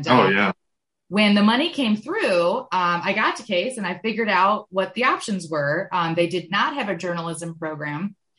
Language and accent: English; Michigan, United States; moved away as an adult; now in Cleveland, United States; I grew up in Michigan in a small town. We like to joke that it was a suburb without a city. It was, I grew up in a chemical town in the middle of Michigan, surrounded by cow country, and 2 hours north of Detroit.